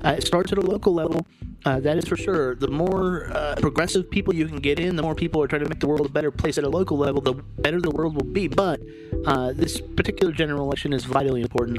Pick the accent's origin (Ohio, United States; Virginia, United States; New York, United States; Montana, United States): Virginia, United States; Lynchburg; that guy's in my hometown